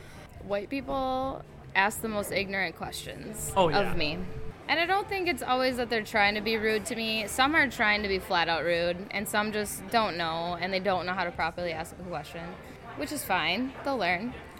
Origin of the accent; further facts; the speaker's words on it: United States; I grew up on a reservation not speaking Spanish.